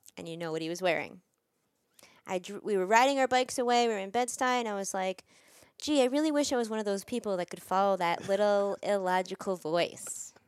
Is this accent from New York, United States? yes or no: yes; New York, United States; I'm from New York